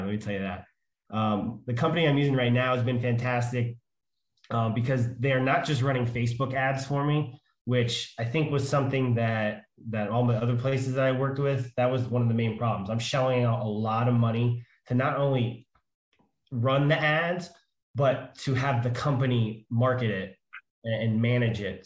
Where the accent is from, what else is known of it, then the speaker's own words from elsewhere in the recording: Pennsylvania, United States; I'm from Pennsylvania